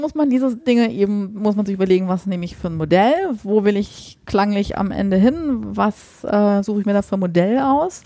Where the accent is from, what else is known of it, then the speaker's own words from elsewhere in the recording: Nordheim, Germany; moved away; also born or lived in Markneukirchen; Ich komme halt gebürtig aus Nordheim